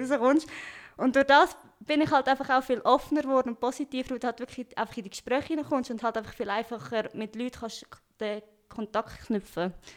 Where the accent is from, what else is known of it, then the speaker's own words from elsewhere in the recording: Stans, Nidwalden, Switzerland; accent: Swiss; moved away as an adult; also born or lived in Lucerne; now in Cologne, Germany; als Schweizerin